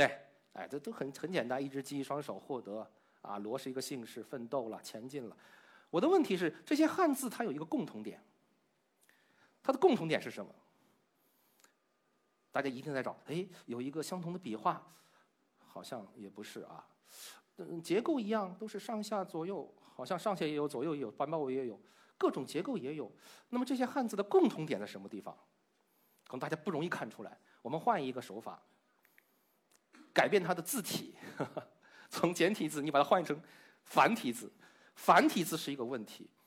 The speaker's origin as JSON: {"language": "Chinese", "country": "China", "said": "因为我们中国人的脑洞开的是不一样的，所以把它留下来了。"}